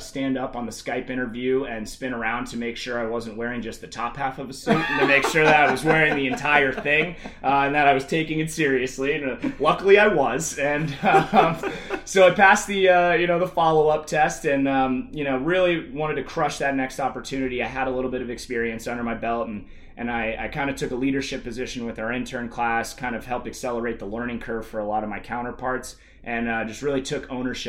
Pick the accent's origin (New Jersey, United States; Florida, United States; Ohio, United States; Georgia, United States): Georgia, United States; Atlanta; moved away as an adult; also born or lived in Clemson, South Carolina; now in Seattle, United States; my hometown Atlanta